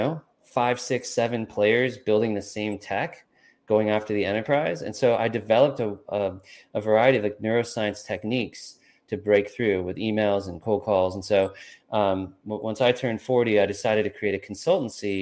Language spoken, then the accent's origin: English; California, United States; I'm from California